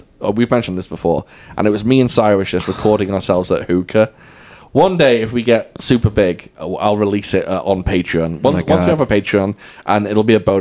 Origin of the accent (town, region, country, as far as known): United Kingdom; accent: British; moved away